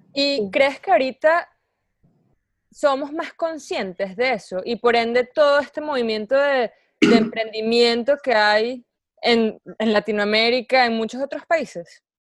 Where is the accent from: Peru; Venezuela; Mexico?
Venezuela; now in United States; venezolana viviendo en Estados Unidos